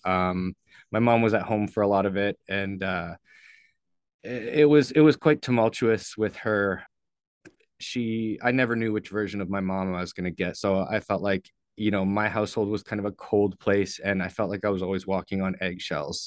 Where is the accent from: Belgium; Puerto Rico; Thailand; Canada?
Canada; St. Catharines, Ontario; moved away; I was born in Saint Catharines, Ontario, um, lived there until I was